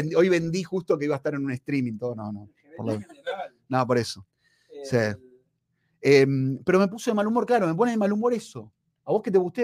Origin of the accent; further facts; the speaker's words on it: Argentina; moved away; yo soy argentino, soy de donde es Messi